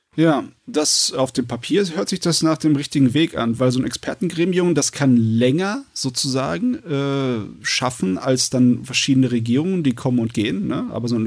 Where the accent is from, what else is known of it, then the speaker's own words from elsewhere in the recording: Germany; bei uns in Deutschland